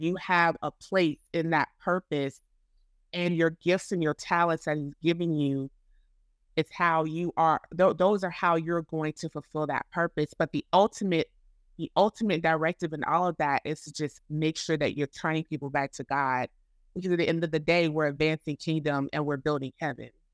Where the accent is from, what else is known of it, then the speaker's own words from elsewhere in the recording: Florida, United States; moved away as an adult; now in Chicago, United States; I am originally from Florida, um, and I am now residing in Chicago, Illinois